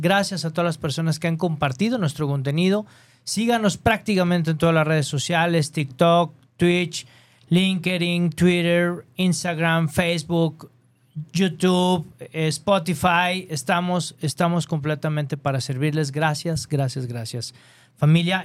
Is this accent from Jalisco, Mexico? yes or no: yes; Guadalajara, Jalisco, Mexico; Soy de Guadalajara.